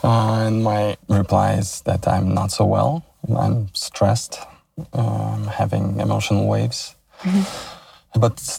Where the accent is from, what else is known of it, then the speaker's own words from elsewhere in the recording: Odesa, Odesa Oblast, Ukraine; moved away as an adult; now in Los Angeles, United States; I was born in Odessa, Ukraine. I was born in Soviet Union, and I lived in Odessa for 30 years.